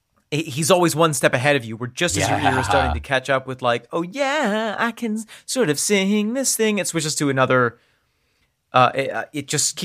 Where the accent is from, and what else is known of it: United States